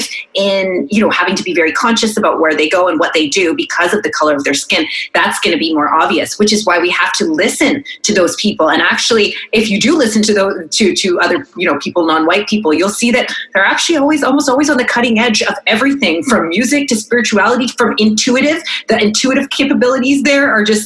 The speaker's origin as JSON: {"language": "English", "country": "Canada", "said": "we're not American, we're Canadian"}